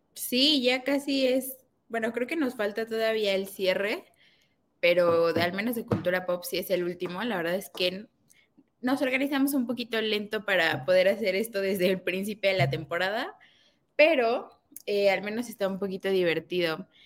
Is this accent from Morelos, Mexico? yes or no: yes; Morelos, Mexico; moved away; yo vengo de Morelos, yo estoy acostumbrada a vivir en esta temperatura